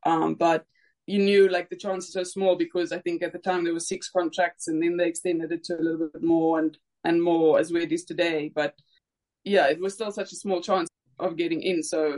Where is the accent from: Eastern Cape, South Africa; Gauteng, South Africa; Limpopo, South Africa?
Eastern Cape, South Africa; East London; moved away as an adult; also born or lived in Bloemfontein / Potchefstroom / Klerksdorp / Brisbane; now in Pretoria, South Africa; I grew up in East London, went to school there, so I played for Border. Then I went to study in Bloemfontein, played for Free State.